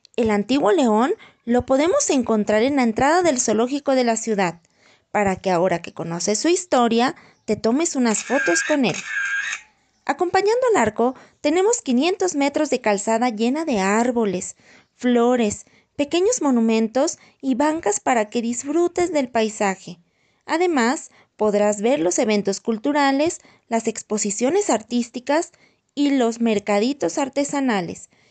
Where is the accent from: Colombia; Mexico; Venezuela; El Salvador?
Mexico; León, Guanajuato; mi bella ciudad